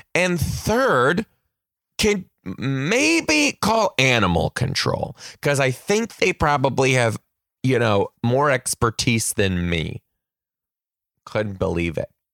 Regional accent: Michigan, United States; now in Pacific Northwest, United States; I'm gonna be in Michigan, my home state

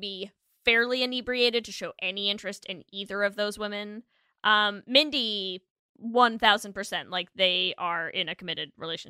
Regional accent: France; moved away; when I was little, I grew up in France. And when I was a kid, we were like dirt poor.

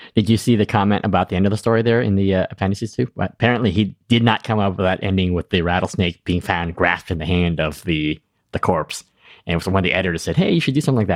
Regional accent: East Coast, United States; I'm you know from the East Coast

